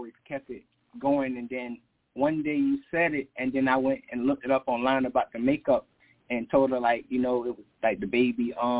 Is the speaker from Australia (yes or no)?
no; United States; she's Jamaican and I'm American.